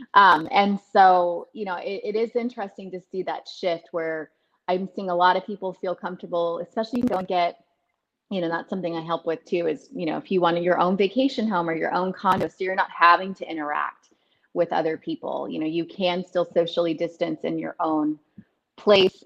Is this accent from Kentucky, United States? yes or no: no; Dallas, Texas, United States; moved away as an adult; also born or lived in Austin, Texas; I grew up in Dallas Fort Worth, but I ended up coming to Austin for college